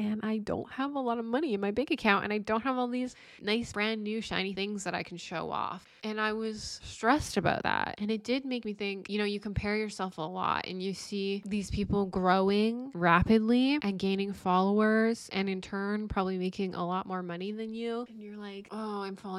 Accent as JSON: {"language": "English", "town": "Chilliwack", "region": "British Columbia", "country": "Canada", "tie": "born or raised there", "said": "growing up in Chilliwack"}